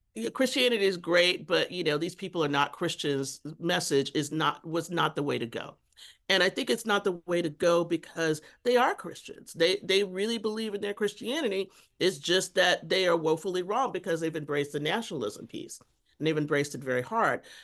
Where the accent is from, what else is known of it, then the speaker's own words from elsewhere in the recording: Texas, United States; I grew up Catholic in Texas.